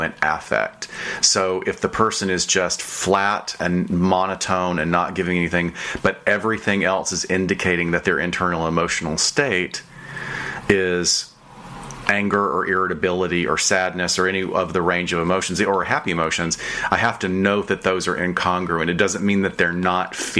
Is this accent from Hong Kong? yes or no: no; the South, Southern United States, United States; I'm from the South